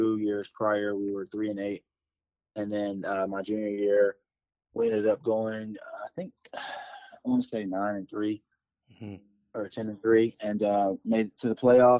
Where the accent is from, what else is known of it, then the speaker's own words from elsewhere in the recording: Louisville, Kentucky, United States; moved away; I'm from Louisville, Kentucky